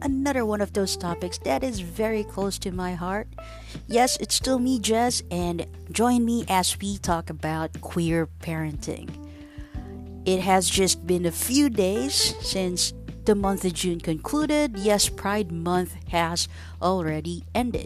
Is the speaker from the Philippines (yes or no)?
yes; Philippines; a Filipino, who was born and raised in the Philippines